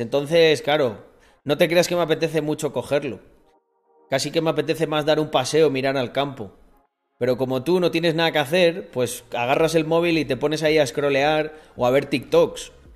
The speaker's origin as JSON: {"language": "Spanish", "country": "Spain", "said": "en mi país, Españita"}